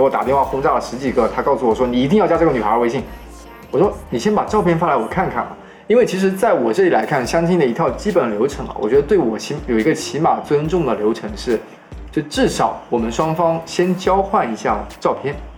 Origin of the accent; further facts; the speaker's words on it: Changle, Fujian, China; now in Hangzhou, China; 跟我一样来自长乐的